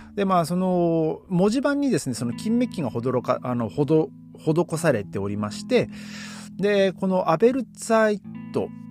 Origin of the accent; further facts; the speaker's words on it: Hachinohe, Aomori, Japan; now in Berlin, Germany; 僕が生まれ育った八戸